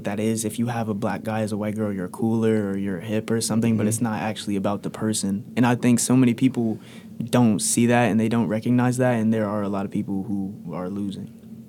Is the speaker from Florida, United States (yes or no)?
no; New Jersey, United States; moved away as an adult; now in Athens, Ohio, United States; growing up in New Jersey, we just had, like, a diverse population.